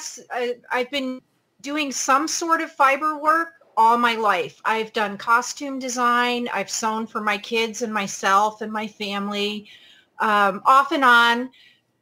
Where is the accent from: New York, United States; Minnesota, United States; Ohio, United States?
New York, United States; now in Pacific Northwest, United States; I grew up in New York State